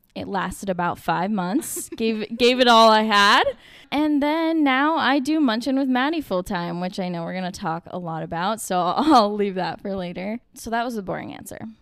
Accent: Vermont, United States; moved away as an adult; now in Boston, United States; I was born in Vermont, raised in Vermont

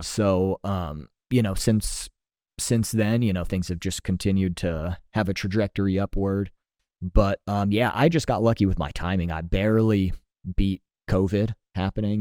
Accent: San Diego, California, United States; moved away as an adult; now in Austin, United States; I was born and raised in San Diego, so spent a lot of a lot of years out there uh, before I moved out here.

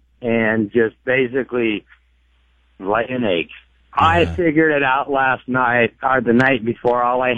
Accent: California, United States; I'm 53 now. I grew up in California

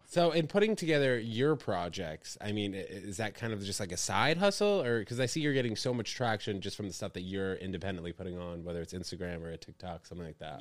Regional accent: New York, United States; also born or lived in New Brunswick, New Jersey; was born in that hospital, spent six weeks in New Jersey, and then my family moved to New York

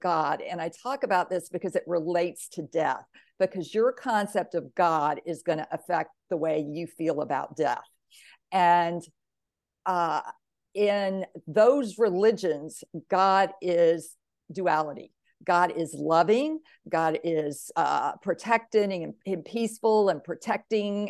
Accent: Mississippi, United States; I grew up in the South in Mississippi, the Bible Belt, very, very religious

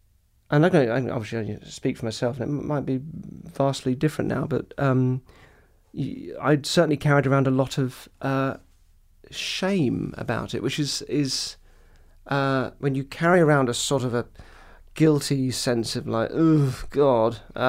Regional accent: Purley, London, United Kingdom; I grew up in Purley, which is real sort of Daily Mail suburbia.

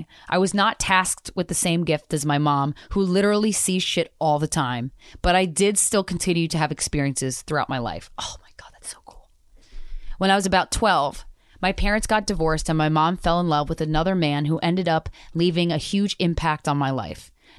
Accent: Arizona, United States; Grandfather was in the military and I grew up in Arizona.

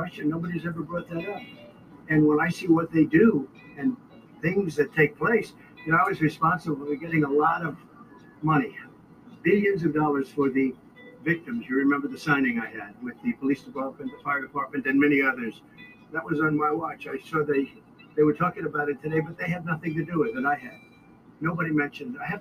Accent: New York City, New York, United States; when I was growing up in Brooklyn and Queens

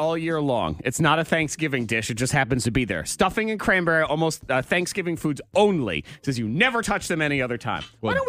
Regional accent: Middleborough, Massachusetts, United States; I grew up in Middleborough, Massachusetts. This is true. The cranberry capital of the world.

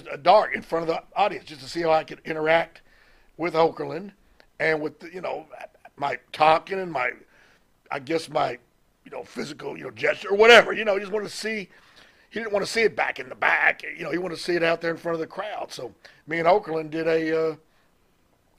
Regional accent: Mississippi, United States; I'm from Mississippi.

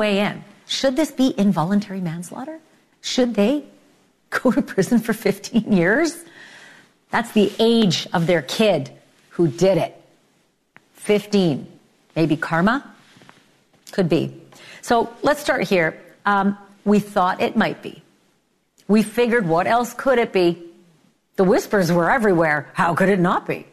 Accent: Winnipeg, Manitoba, Canada; I'm from Winnipeg

